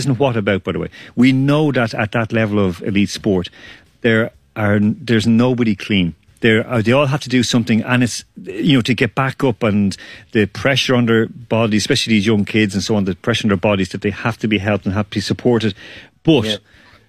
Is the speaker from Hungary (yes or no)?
no; Ireland; also born or lived in Croatia; I know too well, I grew up with this in Ireland and I grew up with this whole situation.